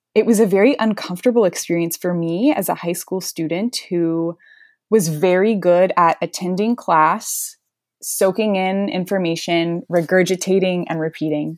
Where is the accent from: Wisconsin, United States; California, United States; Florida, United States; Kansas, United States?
Florida, United States; Gulf Breeze; also born or lived in Notre Dame, Indiana; I am from Gulf Breeze, Florida, which is just outside Pensacola in northwest Florida